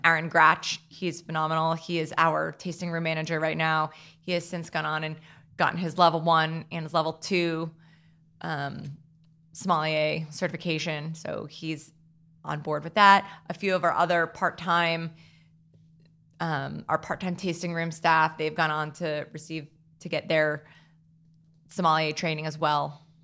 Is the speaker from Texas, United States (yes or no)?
no; Hackettstown, New Jersey, United States; I grew up in Hacketstown, New Jersey